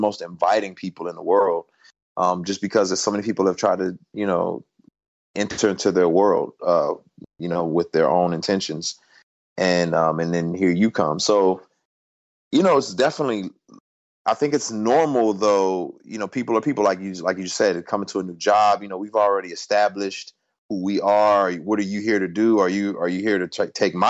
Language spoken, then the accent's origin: English; Houston, Texas, United States; I was born in Houston too